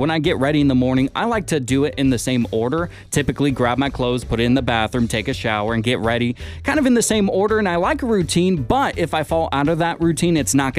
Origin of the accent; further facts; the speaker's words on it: Washington, United States; now in Santa Rosa, United States; my home state of Washington